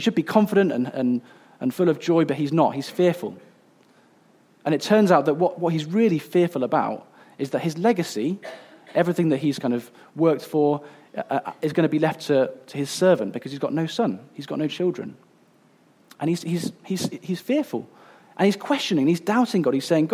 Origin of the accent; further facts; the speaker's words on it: Coventry, West Midlands, United Kingdom; I grew up in Coventry, which is like almost as far away as you can get from the sea